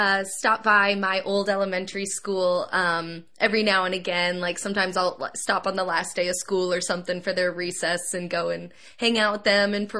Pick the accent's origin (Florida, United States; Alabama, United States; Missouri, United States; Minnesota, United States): Missouri, United States; Kansas City; my hometown of Kansas City